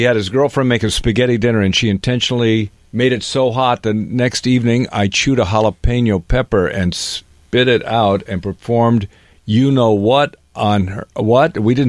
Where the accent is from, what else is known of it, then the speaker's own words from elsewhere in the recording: Seattle, Washington, United States; moved away; I'm from Seattle